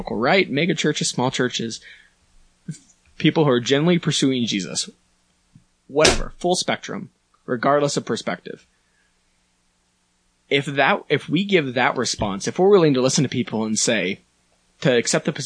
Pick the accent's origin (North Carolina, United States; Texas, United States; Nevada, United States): Nevada, United States; Sparks; I grew up in Sparks, and my parents complained that it was too far away